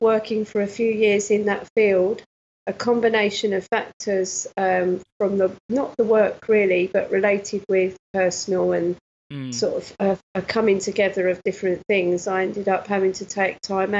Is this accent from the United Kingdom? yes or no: yes; Nottingham, East Midlands, United Kingdom; born there; also born or lived in Cyprus; my parents are from Nottingham, mm-hmm. and my father was in the Air Force, so okay. I was born in Nottingham. And then we went to, he was stationed in Cyprus